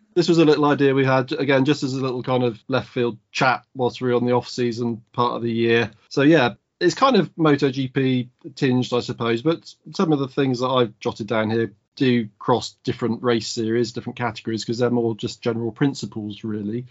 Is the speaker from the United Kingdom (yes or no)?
yes; United Kingdom; as a Brit